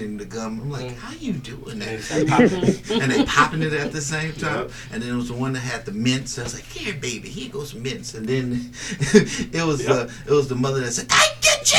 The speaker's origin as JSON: {"language": "English", "area": "Bay Area", "region": "California", "country": "United States", "moved": "yes", "lives_now": "Las Vegas, United States", "said": "I'm from the Bay Area."}